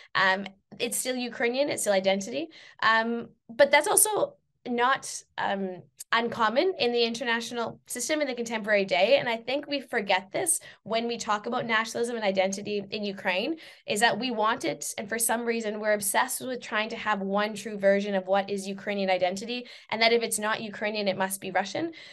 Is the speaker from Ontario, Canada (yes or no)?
no; Saskatchewan, Canada; moved away; also born or lived in England